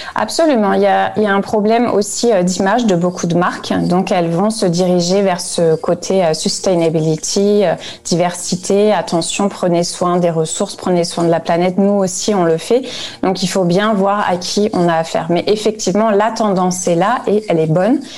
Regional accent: France; now in Frankfurt, Germany; je suis française

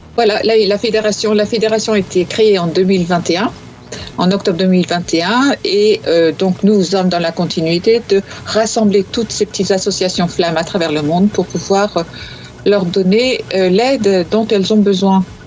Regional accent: north of France, France; je viens de, du nord, comme toi. Donc je dis 20 avec un T au bout

